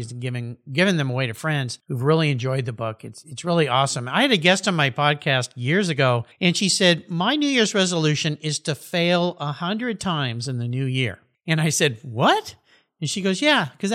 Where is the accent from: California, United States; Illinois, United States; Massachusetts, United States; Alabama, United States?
California, United States; Southern; I grew up surfing in Southern California.